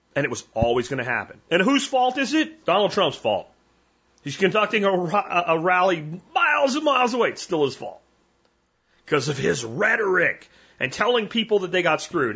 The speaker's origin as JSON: {"language": "English", "country": "United States"}